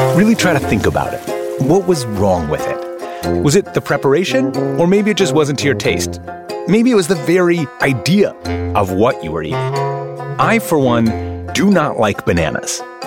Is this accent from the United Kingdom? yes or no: no; Midwest, United States; I grew up in the Midwest where I ate things like pickled herring